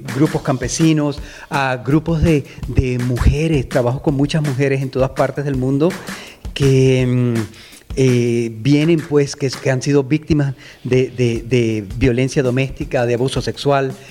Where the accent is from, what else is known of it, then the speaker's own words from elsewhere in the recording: Venezuela; moved away; also born or lived in United States; venezolano, eh, emigré a Estados Unidos